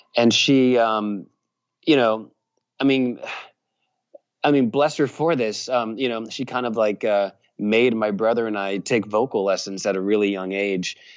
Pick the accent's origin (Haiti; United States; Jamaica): United States; Richmond, Virginia; now in Nashville, United States; I grew up in Virginia and perhaps I have an accent